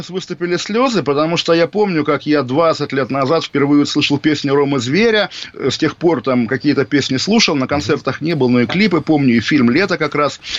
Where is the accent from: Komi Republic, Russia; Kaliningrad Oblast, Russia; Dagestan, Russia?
Kaliningrad Oblast, Russia; Kaliningrad; В 2004 году я из Калининграда, и вот в Калининграде главная достопримечательность до сих пор могила Ка, диверсанта